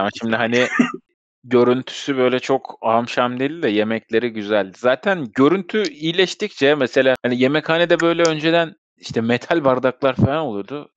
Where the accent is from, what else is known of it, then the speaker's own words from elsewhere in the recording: Istanbul, Turkey; doğduğum yer Sultanbeyli, o da Sultanbeyli'den gittik.